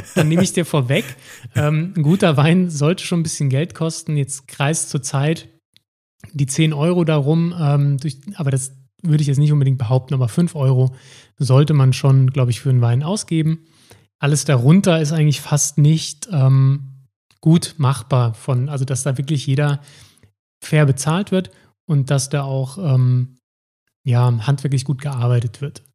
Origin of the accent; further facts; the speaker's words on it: Saarbrücken, Saarland, Germany; Ich komme aus Saarbrücken, bin Weinpodcaster